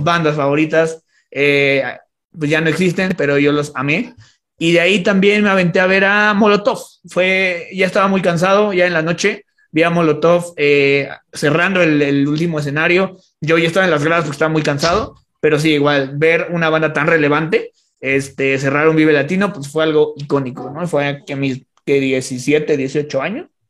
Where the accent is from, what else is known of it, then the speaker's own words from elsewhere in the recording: Toluca, State of Mexico, Mexico; also born or lived in Metepec; soy de Toluca